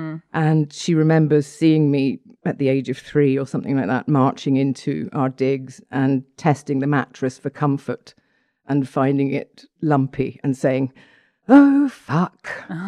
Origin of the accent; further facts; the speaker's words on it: Stratford-upon-Avon, West Midlands, United Kingdom; born there; I was born in Stratford-on-Avon because my father was performing with the Royal Shakespeare Company at the time.